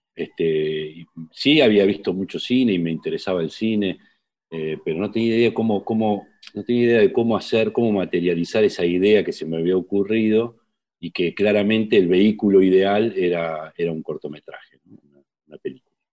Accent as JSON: {"language": "Spanish", "town": "José Mármol", "region": "Buenos Aires Province", "country": "Argentina", "tie": "born or raised there", "said": "nos mudamos al Gran Buenos Aires, a José Mármol, barrio de zona sur del Gran Buenos Aires, y ahí viví hasta mi adolescencia, 17 años"}